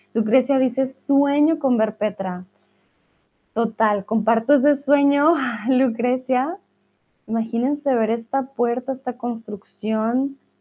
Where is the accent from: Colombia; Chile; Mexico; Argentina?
Colombia; soy de Colombia